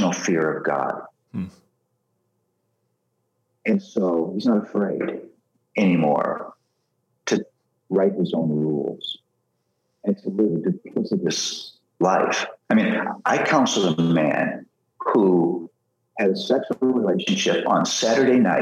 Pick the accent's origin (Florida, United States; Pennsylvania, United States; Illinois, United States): Pennsylvania, United States; Philadelphia; I'm from Philly